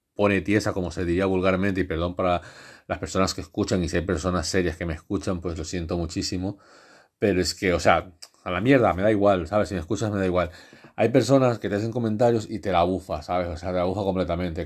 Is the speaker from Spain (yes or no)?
yes; Catalonia, Spain; also born or lived in Ecuador / Cornellà; Yo en España prácticamente he crecido